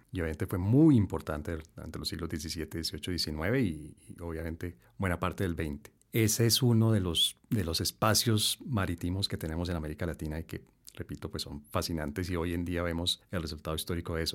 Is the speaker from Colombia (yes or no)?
yes; Colombia